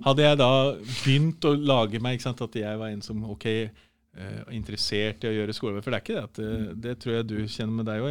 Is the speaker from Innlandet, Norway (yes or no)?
yes; Nordre Land, Innlandet, Norway; also born or lived in Snertingdalen, Gjøvik; halve, halve, livet mitt, altså ungdomstida, eh, barnetida, var på Nordskinni i Nordre Land kommune, for der er morssiden ifra